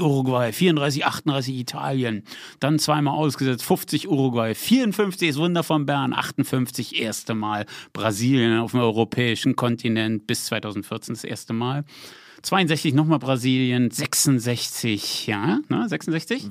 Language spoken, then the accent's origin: German; Berlin, Germany; now in Potsdam, Germany; Jetzt bin ich in Potsdam ja noch, wohne da ja auch noch, ne? Aber ich bin Berliner